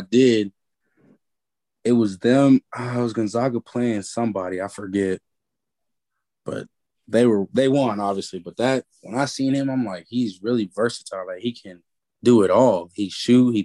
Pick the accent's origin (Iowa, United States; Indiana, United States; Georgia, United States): Georgia, United States; moved away as an adult; now in Kentucky, United States; I'm from Georgia